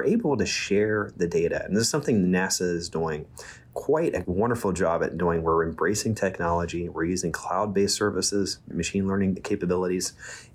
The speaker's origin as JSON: {"language": "English", "region": "West Virginia", "country": "United States", "tie": "born or raised there", "moved": "yes", "said": "I'm from West Virginia, and I went to West Virginia University. I studied hydrology. So I'm from near the Ohio River, and my hometown now is one of the more polluted places in the United States, unfortunately. And so but I spent a lot of my childhood on the river and outside"}